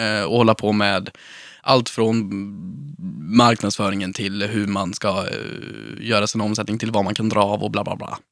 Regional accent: Sunne, Värmland, Sweden; Jag växte upp i Sunne, i en röd villa med vita knutar

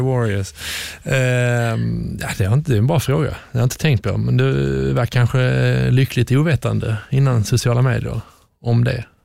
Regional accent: Sweden; moved away as an adult; also born or lived in England; som svensk

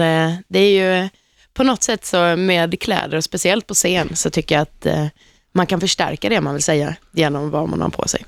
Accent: Halmstad, Halland County, Sweden; Jag är från Halmstad själv

